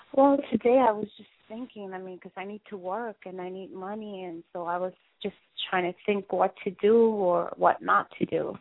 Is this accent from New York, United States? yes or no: yes; New York, United States; I was raised in New York